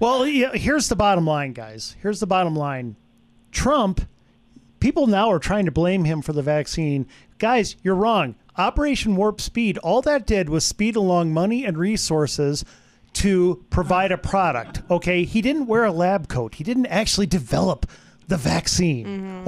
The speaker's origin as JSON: {"language": "English", "region": "Wisconsin", "country": "United States", "moved": "yes", "said": "I'm from Wisconsin, so I'm a Packer fan"}